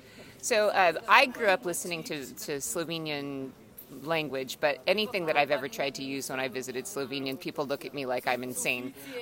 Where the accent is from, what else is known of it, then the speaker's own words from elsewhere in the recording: California, United States; my grandparents moved from Pennsylvania, from the steelworking areas, to California, and that's how I ended up being from California. But the thing that's fascinating in my family is that even though my dad is from Ireland, I was not raised as an Irish person. I was raised as a Slovenian person